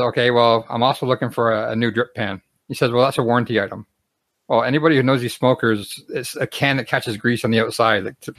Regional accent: Canada; But because I'm from Canada, I can't do an online purchase.

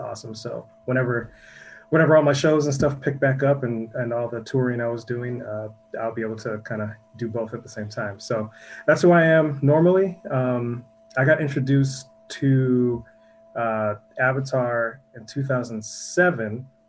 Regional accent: Minneapolis, Minnesota, United States; I'm from Minneapolis, Minnesota, and both my parents are musicians.

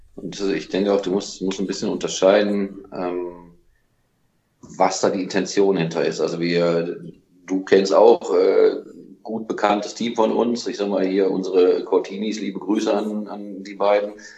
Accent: Solingen, North Rhine-Westphalia, Germany; wir kommen nun mal aus Solingen

